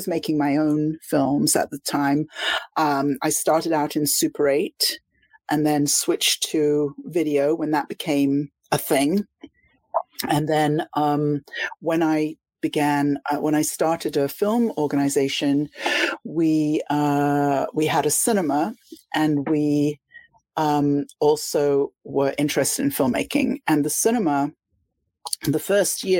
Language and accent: English; London, United Kingdom; moved away as an adult; also born or lived in Miami, Florida; I was from London, but I moved to Miami because London felt to me as though I was on the outside, even though I was a Londoner.